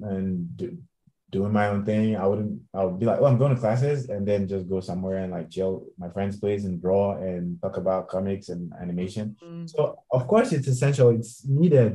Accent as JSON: {"language": "English", "country": "Nigeria", "moved": "as an adult", "lives_now": "Los Angeles, United States", "said": "I was in Nigeria, still working from Nigeria"}